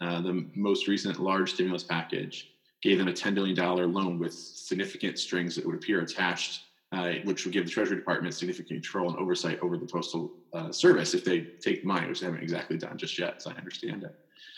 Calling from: Waltham, Massachusetts, United States; I'm calling in from my basement, as you probably can guess. I'm in Waltham, Massachusetts, just outside of Boston.

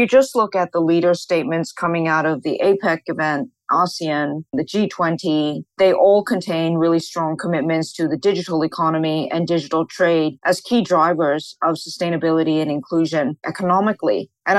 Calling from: Hong Kong; I'm speaking from Hong Kong, but I'm actually based in Singapore

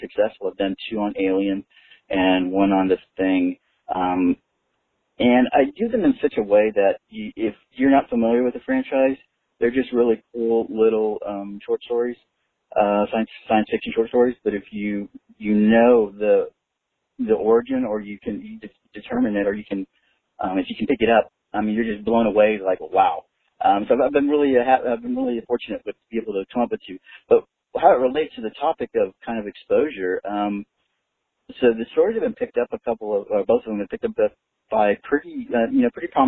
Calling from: Austin, Texas, United States; I'm calling from Austin, Texas

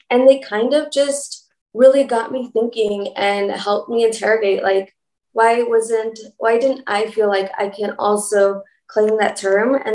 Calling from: Los Angeles, California, United States; I am tuning in from Los Angeles, better known as Tongva Territory.

